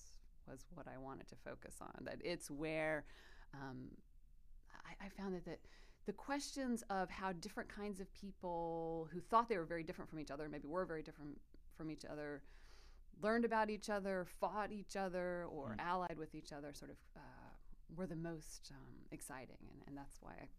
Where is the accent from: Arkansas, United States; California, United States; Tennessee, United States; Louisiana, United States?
Arkansas, United States; Fayetteville; also born or lived in South Georgia; I grew up in the Ozarks, that's right, in Fayetteville